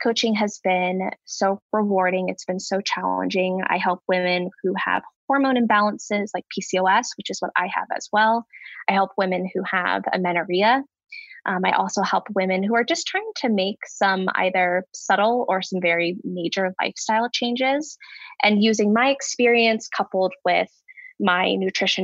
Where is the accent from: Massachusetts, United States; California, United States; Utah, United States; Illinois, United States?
California, United States; Bay Area, Northern; moved away as an adult; now in Denver, United States; I am originally from Northern California. I grew up in the Bay Area